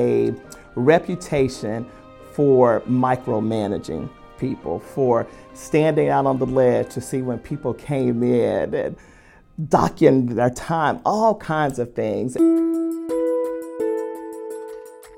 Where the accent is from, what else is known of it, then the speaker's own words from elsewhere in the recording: Oklahoma, United States; also born or lived in Memphis, Tennessee; I have been in Oklahoma. This will be year 45